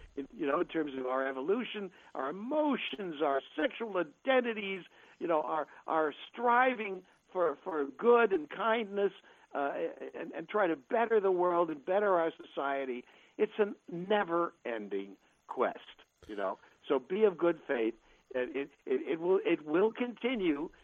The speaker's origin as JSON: {"language": "English", "region": "New York", "country": "United States", "tie": "born or raised there", "said": "when I was a kid growing up in New York"}